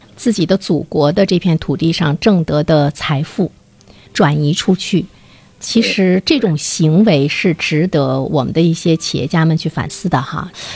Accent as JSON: {"language": "Chinese", "country": "China", "said": "我们中国人对于子女的那种"}